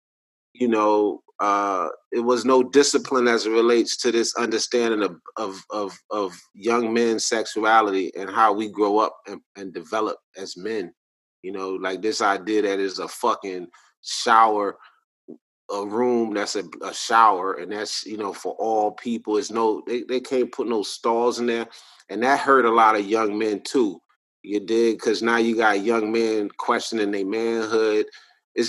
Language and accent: English; Alabama, United States; moved away; also born or lived in Atlanta; I'm from Alabama originally